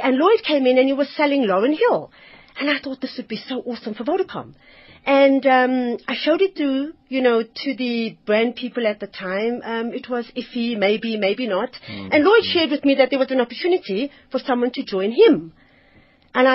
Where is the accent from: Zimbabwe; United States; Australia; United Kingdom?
Zimbabwe; I think coming from Zims, my accent for some reason and my name gave the wrong impression of who I actually was.